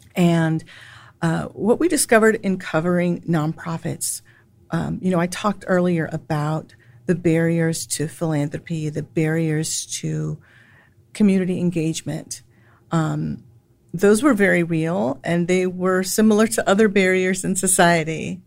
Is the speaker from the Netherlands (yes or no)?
no; San Antonio, Texas, United States; also born or lived in Chicago / New York City; now in Austin, United States; I was born and raised in San Antonio, Texas